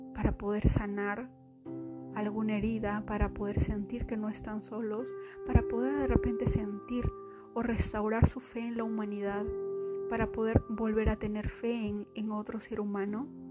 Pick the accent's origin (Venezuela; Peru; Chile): Peru; moved away as an adult; now in Austin, United States; ustedes saben que soy de Perú, vine aquí